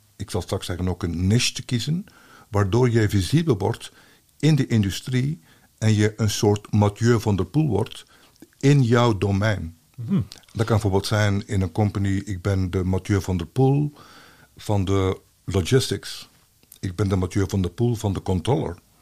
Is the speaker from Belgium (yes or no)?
yes; Belgium; als Belg